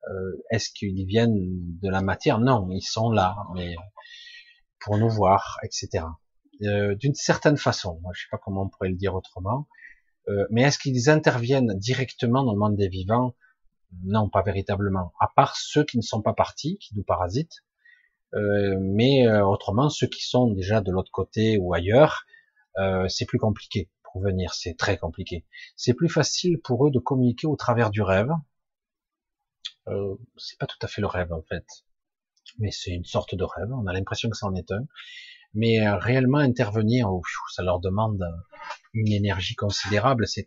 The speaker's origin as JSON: {"language": "French", "region": "Provence-Alpes-Côte d'Azur", "country": "France", "said": "Ben moi, j'étais du 13, maintenant je suis dans le 07."}